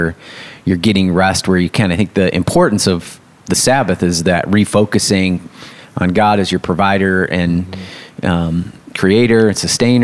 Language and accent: English; West Michigan, United States; I grew up in West Michigan